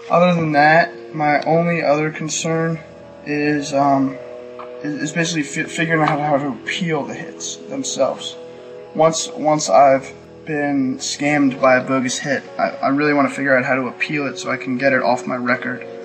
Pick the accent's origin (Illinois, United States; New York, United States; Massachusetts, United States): New York, United States; I'm from New York.